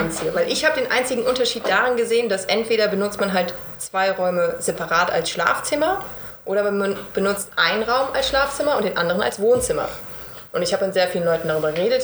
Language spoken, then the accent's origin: German; Bad Homburg, Hesse, Germany; moved away; Ich bin aus Bad Homburg